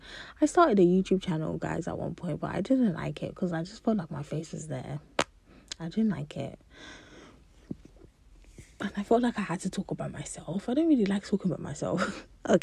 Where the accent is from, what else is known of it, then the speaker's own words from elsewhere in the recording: Nigeria; I'm a Nigerian wise, I could cook a lot of Nigerian food and snack and stuff